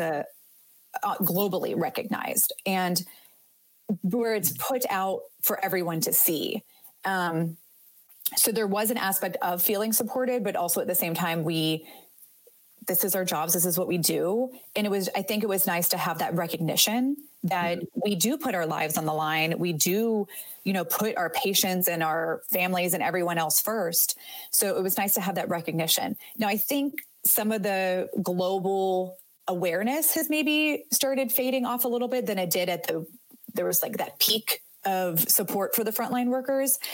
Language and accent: English; Northeast Ohio, United States; moved away as an adult; also born or lived in Houston, Texas; I grew up in Ohio, very northeast, almost into Pennsylvania.